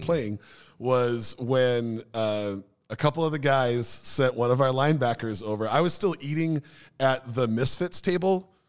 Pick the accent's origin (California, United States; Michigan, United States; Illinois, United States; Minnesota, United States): Minnesota, United States; Minneapolis; also born or lived in Maple Grove; my group of friends growing up in Minneapolis before I moved out to, uh, Maple Grove